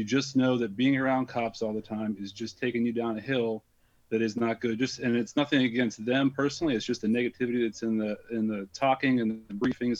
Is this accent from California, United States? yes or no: no; Pennsylvania, United States; also born or lived in Columbus, Ohio; now in Ohio, United States; I'm originally from Pennsylvania.